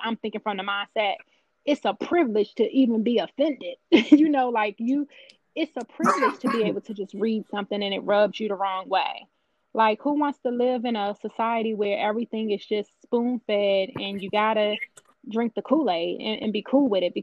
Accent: United States; being an American

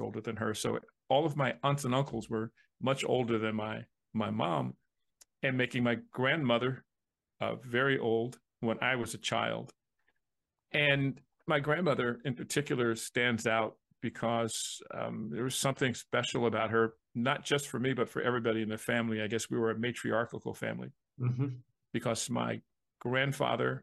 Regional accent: New Jersey, United States; growing up in New Jersey, it's the Garden State

